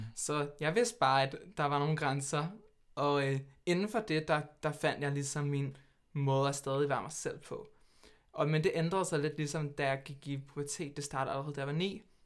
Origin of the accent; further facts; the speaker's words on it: Hvidovre, Capital Region of Denmark, Denmark; Jeg kommer fra Hvidovre, der er født og opvokset, med lidt nogle, et par års undtagelser, hvor jeg boede lidt her, her og